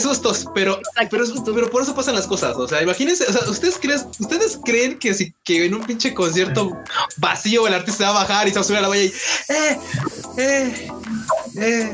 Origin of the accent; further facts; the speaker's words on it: Mexico; los mexicanos somos ruidosos